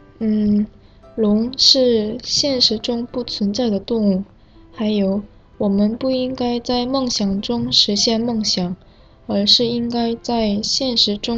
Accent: South Korea; Chinese is a second language

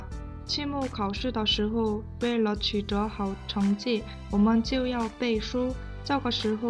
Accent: South Korea; Chinese is a second language

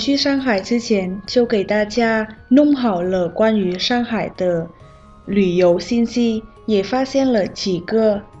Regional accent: Vietnam; Chinese is a second language; 我是来自越南的

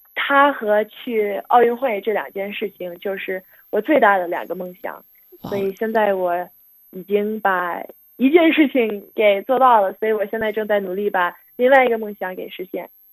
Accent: United States; 我每年因为在美国长大，正常春节不是特别放假，所以没法儿回国

